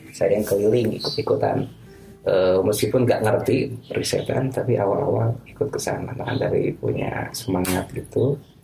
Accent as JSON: {"language": "Indonesian", "town": "Bandung", "region": "West Java", "country": "Indonesia", "tie": "born or raised there", "also_born_or_lived": "Garut / Cairo", "moved": "as an adult", "said": "saya orang asli orang Bandung, orang tua di Bandung, tapi SD, SMP, apalagi SMP, SMA itu sudah masuk pesantren full 6 tahun itu di Garut"}